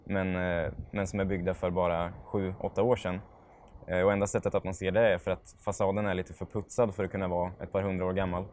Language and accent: Swedish; Norrköping, Östergötland, Sweden; also born or lived in Vikbolandet; Jag föddes på Vikbolandet, men när jag var tre år gammal köpte familjen mormor morfars hus i Eneby och där bodde jag till studenten